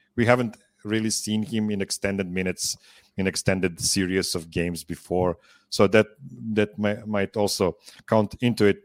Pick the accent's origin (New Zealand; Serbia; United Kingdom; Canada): Serbia; English is a second language; two Serbians